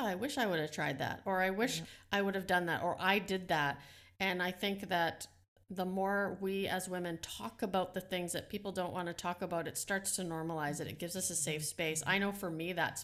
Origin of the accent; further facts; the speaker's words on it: Netherlands; English is a second language; moved away; I'm ESL. I was born in the Netherlands.